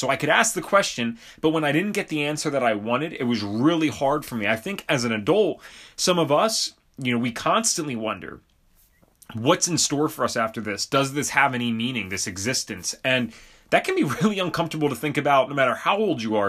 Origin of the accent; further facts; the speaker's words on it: Bucks County, Pennsylvania, United States; I grew up in Bucks County, Pennsylvania